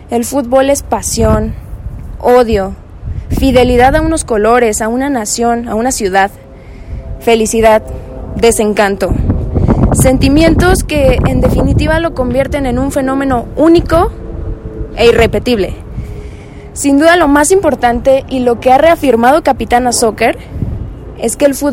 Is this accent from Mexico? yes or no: yes; Mexico City, Mexico; soy de la Ciudad de México, curso el cuarto año de la licenciatura en médico cirujano